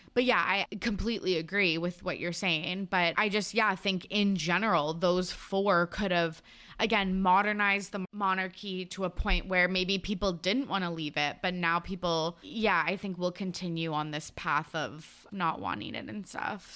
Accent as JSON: {"language": "English", "country": "Canada", "said": "us being Canadian"}